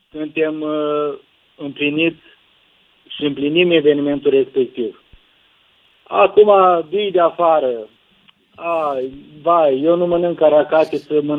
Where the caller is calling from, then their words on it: Bacău, Bacău County, Romania; sunt din Bacău.